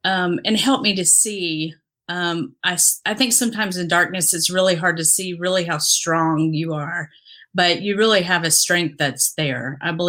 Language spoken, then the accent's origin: English; Dominican Republic; also born or lived in Haiti / Mexico; But I grew up in the Dominican Republic, had lived a little, a year in Haiti, a year in Mexico. So I grew up all over, but spent most of my years in the Dominican.